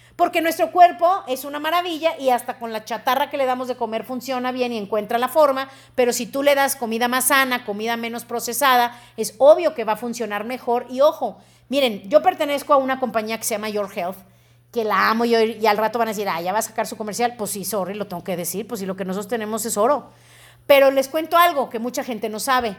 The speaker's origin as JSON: {"language": "Spanish", "country": "Mexico", "said": "tenemos que sentirnos como mexicanos muy bendecidos"}